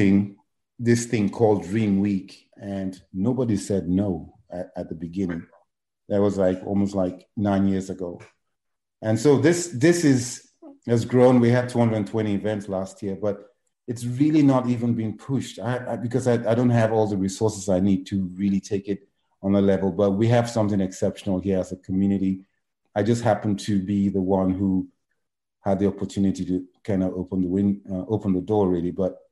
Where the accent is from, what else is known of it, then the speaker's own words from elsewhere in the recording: Lagos, Nigeria; moved away as an adult; also born or lived in England / New York; now in San Antonio, United States; I was born in Lagos, Nigeria. And I lived in Lagos. Went to school, boarding school, like a lot of, you know, Nigerians my age.